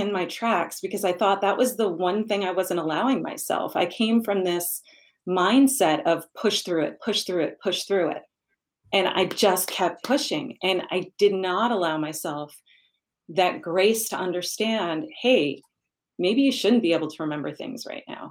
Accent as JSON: {"language": "English", "region": "New York", "country": "United States", "tie": "born or raised there", "said": "I am a New Yorker by birth, and I know that the only acceptable answer growing up in New York to how are you is busy."}